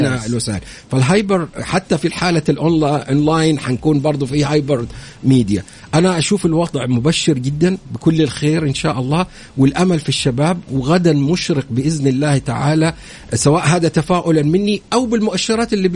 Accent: Saudi Arabia

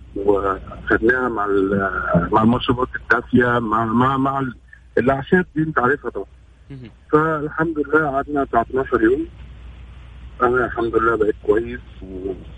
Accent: Egypt; moved away as an adult; now in Saudi Arabia

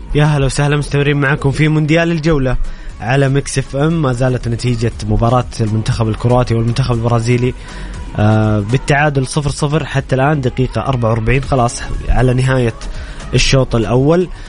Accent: Saudi Arabia

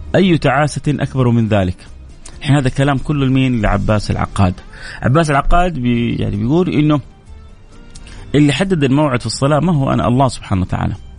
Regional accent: Saudi Arabia; عندنا في جده وفي الرياض

